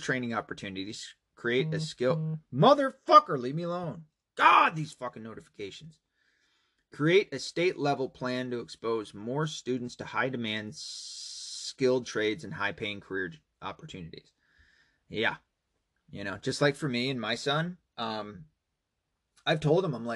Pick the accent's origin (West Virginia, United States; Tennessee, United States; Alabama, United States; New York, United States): Tennessee, United States; moved away; my hometown, Tennessee. Hometown, home state